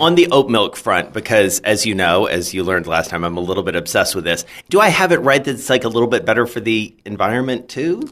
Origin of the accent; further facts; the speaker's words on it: Atlanta, Georgia, United States; moved away; my hometown, Atlanta